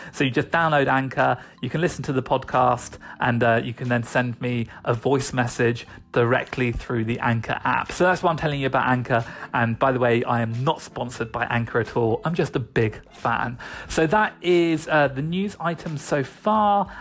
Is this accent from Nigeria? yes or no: no; United Kingdom; I am British, so I'm going to keep saying niche.